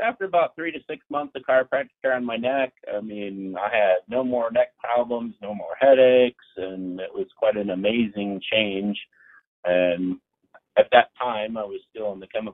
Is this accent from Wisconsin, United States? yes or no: yes; Marshfield, Wisconsin, United States; also born or lived in Lakeland, Wisconsin; now in Loveland, United States; I'm originally from northern Wisconsin, so quite a ways up north. I was in Marshfield